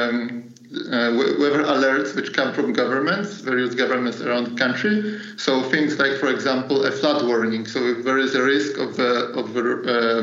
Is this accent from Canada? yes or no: no; Poland; moved away as an adult; also born or lived in Germany; I was working a bit far from my hometown. So I'm from Poland, and I was working in Germany